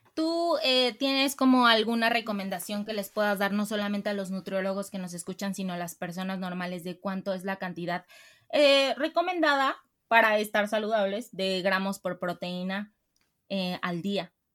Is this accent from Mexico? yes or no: yes; Mexico; nos identifica como mexicanos